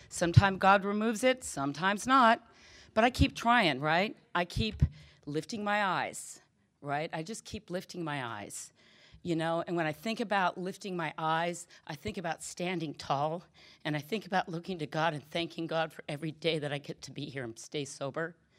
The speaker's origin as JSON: {"language": "English", "region": "Southern California", "country": "United States", "tie": "born or raised there", "said": "I grew up in Southern California"}